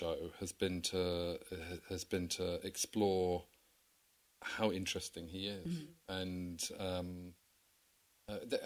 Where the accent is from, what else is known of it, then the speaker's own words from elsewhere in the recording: England, United Kingdom; I think it's just part of being English, isn't it? I mean, it's just sort of British. It's just so naturally part of who we are